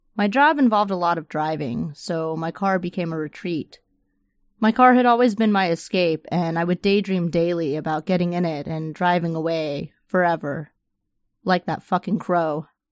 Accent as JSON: {"language": "English", "region": "the Florida Panhandle", "country": "United States", "tie": "born or raised there", "also_born_or_lived": "Chula Vista, California / San Diego, California", "moved": "yes", "lives_now": "Tampa, United States", "said": "I'd been running from Florida all my life since I grew up in the Panhandle."}